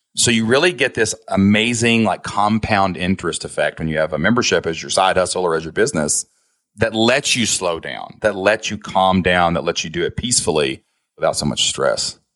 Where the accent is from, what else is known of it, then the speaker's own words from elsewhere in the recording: Kentucky, United States; I'm from Kentucky, man. I don't talk so spectacular. Like, I got an accent